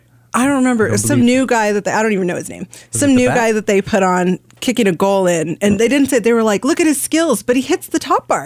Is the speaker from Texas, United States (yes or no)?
yes; El Paso, Texas, United States; moved away; I'm from El Paso